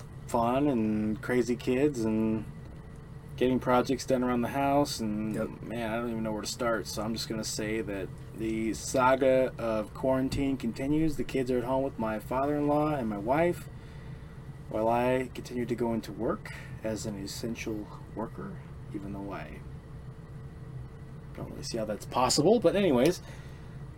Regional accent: United States; We're American

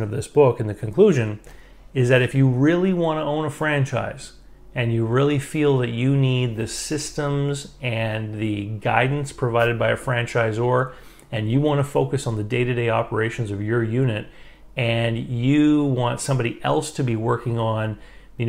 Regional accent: Moncton, New Brunswick, Canada; where I live here in Moncton, New Brunswick

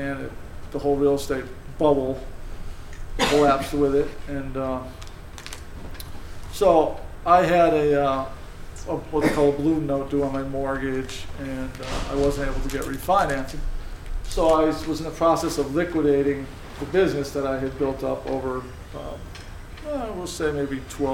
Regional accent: South Windsor, Connecticut, United States; I grew up in South Windsor, the youngest of four, and had a fairly normal childhood

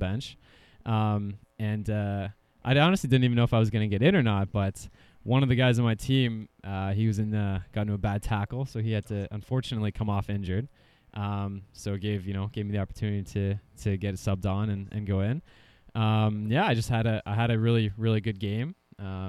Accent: Ontario, Canada; growing up in Ontario

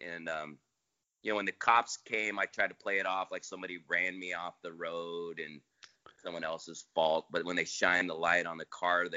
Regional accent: Half Moon Bay, California, United States; also born or lived in San Clemente, California; originally from Half Moon Bay, California

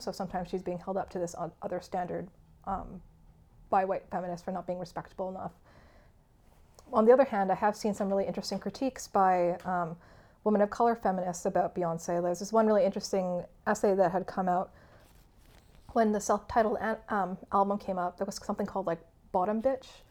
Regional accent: Canada; first language English; I was born in Canada, and uh, English has been my primary language

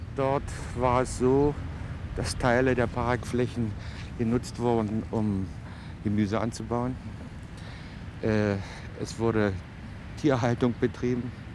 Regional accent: Berlin, Germany; wir kennen das als Berliner

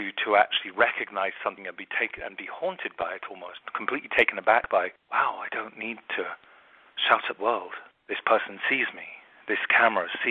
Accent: London, United Kingdom; also born or lived in America; now in United States; And I'm from London, but I live in America

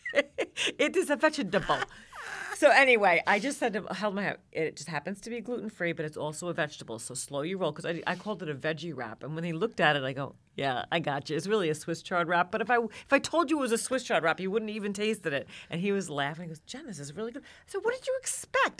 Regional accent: New York, United States; now in Georgia, United States; I'm originally from New York and I live in Georgia now.

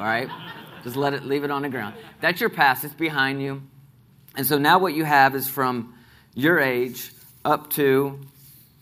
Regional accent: Nashville, Tennessee, United States; I grew up here in Nashville

